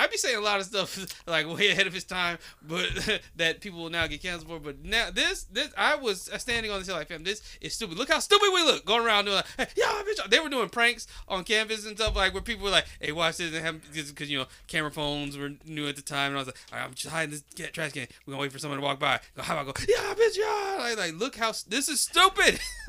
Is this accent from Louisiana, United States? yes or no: yes; New Orleans, Louisiana, United States; I'm from New Orleans for real.